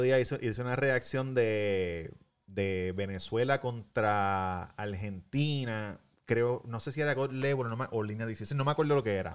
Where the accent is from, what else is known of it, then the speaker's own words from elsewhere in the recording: Puerto Rico; yo como boricua, porque lo que, lo que siempre digo, nosotros en Puerto Rico vivimos todavía bastante en una cápsula.